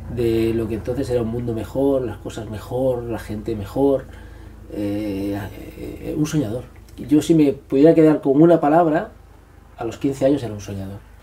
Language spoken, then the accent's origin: Spanish; Barcelona, Catalonia, Spain; also born or lived in Extremadura; yo vivía en Cataluña